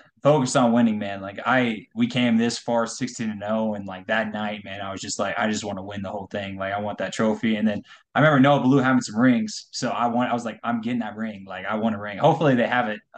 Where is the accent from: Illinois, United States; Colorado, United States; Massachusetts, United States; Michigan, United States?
Colorado, United States; I'm from Colorado